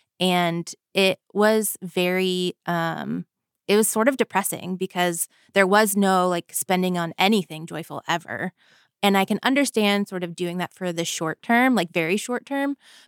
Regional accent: Florida, United States; I grew up in Florida. I grew up lower middle class, I would say.

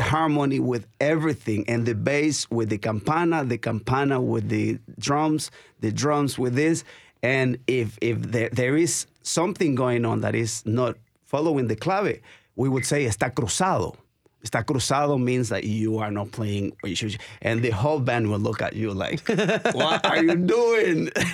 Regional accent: Nicaragua; now in Nashville, United States; I'm from Nicaragua

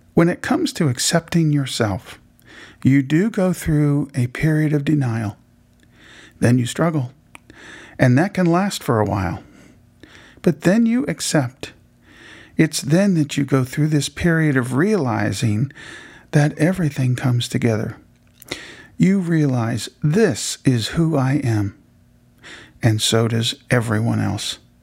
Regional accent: Indianapolis, Indiana, United States; I was born in Indianapolis

